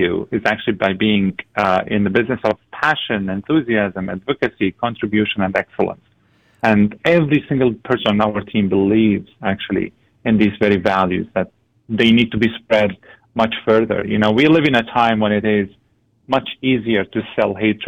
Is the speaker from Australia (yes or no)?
no; Syria; also born or lived in Lebanon; now in Antigonish, Canada; My family and I come from Syria. We fled the country